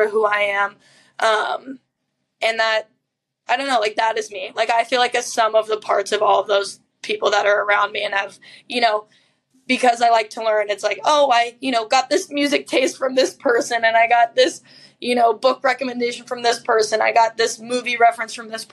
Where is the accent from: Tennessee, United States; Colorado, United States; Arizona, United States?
Colorado, United States; moved away as an adult; also born or lived in Pennsylvania; now in Chicago, United States; I was born and raised in Colorado, which is a very deep part of my being